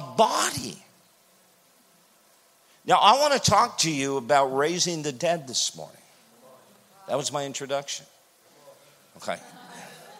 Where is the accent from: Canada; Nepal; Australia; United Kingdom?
Canada; I'm from Canada